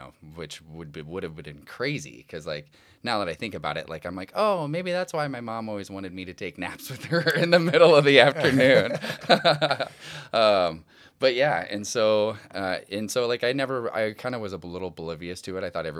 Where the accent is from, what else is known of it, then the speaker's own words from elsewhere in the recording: Omaha, Nebraska, United States; Well, I grew up in Omaha, Nebraska, you know, to a fairly large family.